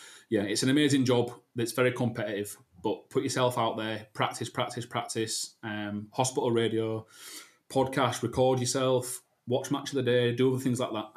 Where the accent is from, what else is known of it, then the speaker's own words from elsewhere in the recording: Leeds, Yorkshire and the Humber, United Kingdom; I'm from Leeds